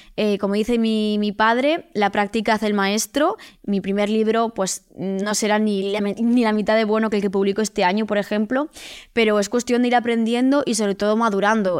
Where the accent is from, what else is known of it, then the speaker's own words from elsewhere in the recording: Vigo, Galicia, Spain; soy de Vigo, vivo en Vigo, no en Madrid